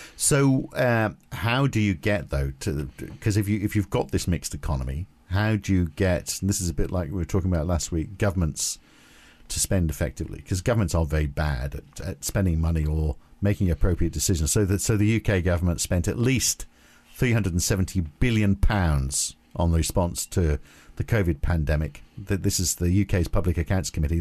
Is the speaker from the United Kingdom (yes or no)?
yes; United Kingdom; I was growing up in the U K